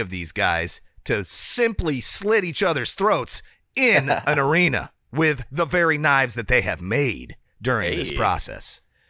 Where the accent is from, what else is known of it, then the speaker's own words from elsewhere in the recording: Midwest, United States; born there; now in Florida, United States; I always get like the late in the winter blues for whatever reason, because I was born in the Midwest.